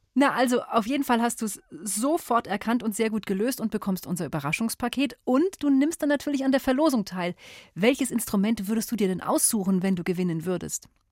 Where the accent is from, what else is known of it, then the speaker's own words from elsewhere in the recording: Germany; bei uns in Deutschland